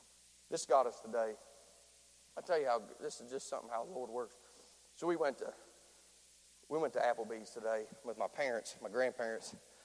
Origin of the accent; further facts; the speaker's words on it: Nitro, West Virginia, United States; He's from Boone County. I sound like I'm from Boone County, but I'm from Nitro.